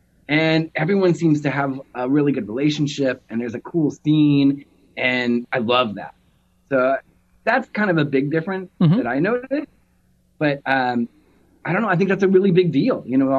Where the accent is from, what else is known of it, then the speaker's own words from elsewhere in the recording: Nashville, Tennessee, United States; now in Seattle, United States; I'm from Nashville and he's from Pennsylvania.